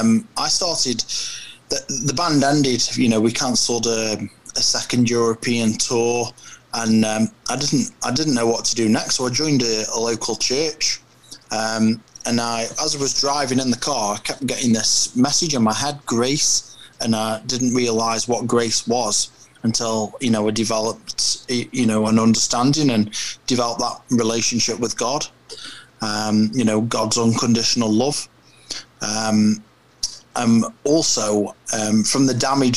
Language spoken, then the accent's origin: English; Stoke-on-Trent, West Midlands, United Kingdom; I'm from Stoke-on-Trent, England, which is kind of smack bang in the middle of the UK.